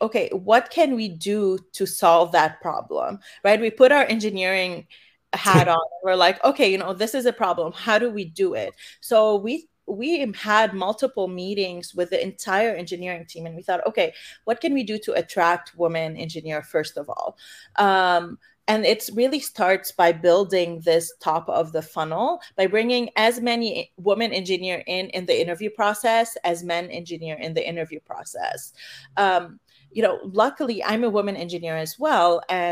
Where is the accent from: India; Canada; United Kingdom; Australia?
Canada; moved away as an adult; now in San Francisco, United States; I'm originally from Canada